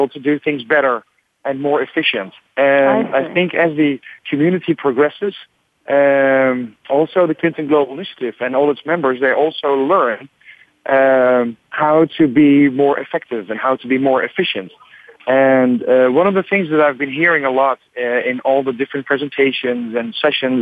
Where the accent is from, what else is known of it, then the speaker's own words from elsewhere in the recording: Netherlands; I'm from the Netherlands